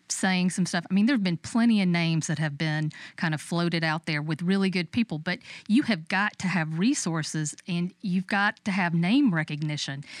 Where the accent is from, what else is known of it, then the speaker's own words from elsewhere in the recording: Dodge County, Georgia, United States; moved away; I'm originally from Dodge County.